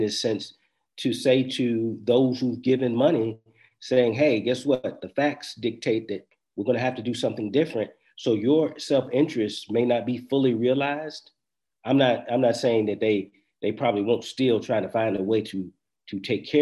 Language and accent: English; United States; as an American, as a Black American who's, you know, lived here, grew up here, family's been here for a long time